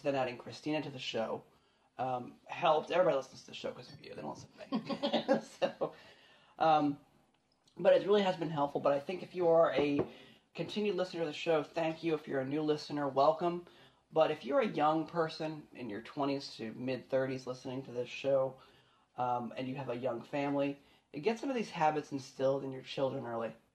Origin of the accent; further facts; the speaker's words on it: Frederick, Maryland, United States; moved away; I grew up in Frederick